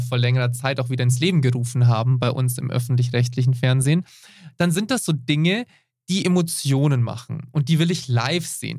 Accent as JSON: {"language": "German", "country": "Switzerland", "said": "bei uns in der Schweiz"}